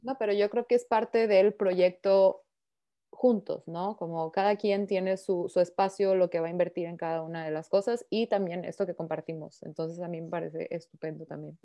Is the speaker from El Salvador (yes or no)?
no; Mexico; now in Paris, France; soy mexicana. Eh, actualmente vivo en París